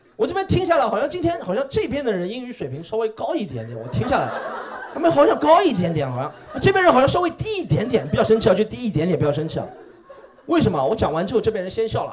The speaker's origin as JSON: {"language": "Chinese", "region": "Shanghai", "country": "China", "said": "我也是上海人。我们家祖上三代都是杨浦区的上海人"}